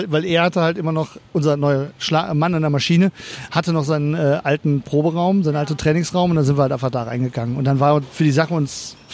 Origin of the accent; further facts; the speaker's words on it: North Rhine-Westphalia, Germany; Äh, ich komme auch aus dem Kölner Umland, also eher aus dem Bergischen raus oder so.